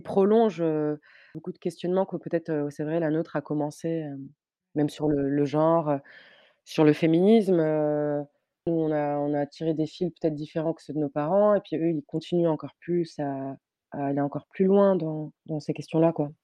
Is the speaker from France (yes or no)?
no; Tunis, Tunis Governorate, Tunisia; J'ai grandi à Tunis, dans un quartier qui s'appelle Denden, pas très loin du Bardo.